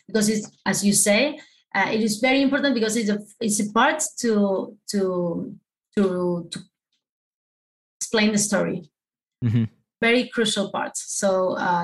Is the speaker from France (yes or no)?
no; Argentina; first language Spanish; English is a second language; I'm from Argentina, so you know we speak Spanish.